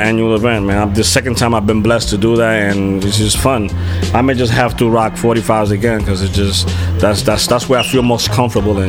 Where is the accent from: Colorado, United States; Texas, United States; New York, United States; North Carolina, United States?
New York, United States; I'm from New York